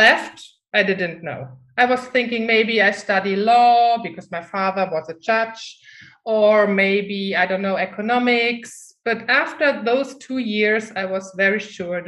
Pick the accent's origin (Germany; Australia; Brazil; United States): Germany; English is a second language; moved away as an adult; I'm from Germany. But the funny thing is, I never felt German. Since I was a little child, I always felt, I don't know, not German anyhow, but still I lived in Germany